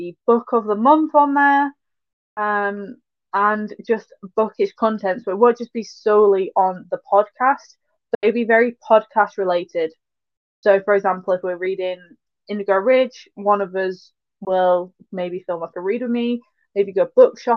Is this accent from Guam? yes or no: no; Yorkshire and the Humber, United Kingdom; I say re and all and not a lot because I'm from Yorkshire